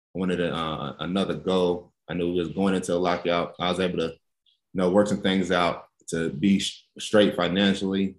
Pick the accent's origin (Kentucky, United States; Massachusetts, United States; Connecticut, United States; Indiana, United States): Kentucky, United States; Lexington; growing up in Lexington